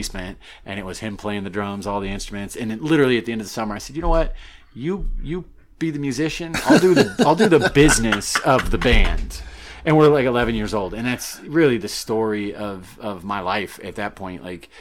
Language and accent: English; St. Louis, Missouri, United States; also born or lived in Charleston, South Carolina / Maine; that's where I say I'm from. That's my hometown. I grew up in St. Louis. I was born in Charleston, but moved there when I was like 5 or 6 years old.